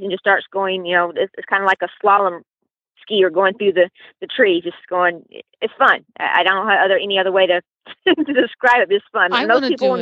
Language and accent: English; Louisiana, United States; I'm from Louisiana